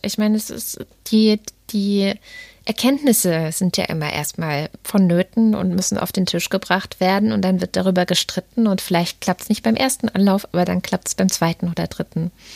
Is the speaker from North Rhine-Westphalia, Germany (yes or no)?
no; Baden-Württemberg, Germany; also born or lived in East Germany (GDR); now in Berlin, Germany; aus meiner baden-württembergischen Kindheit, also ich bin ja 89 nach Baden-Württemberg gekommen